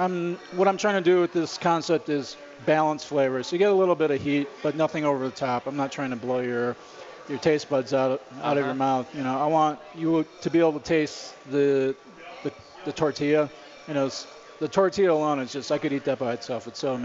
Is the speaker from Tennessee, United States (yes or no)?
no; Glenview, Illinois, United States; moved away as an adult; also born or lived in Chicago / New York City; now in Colorado, United States; I grew up in the suburbs. I grew up in Glenview.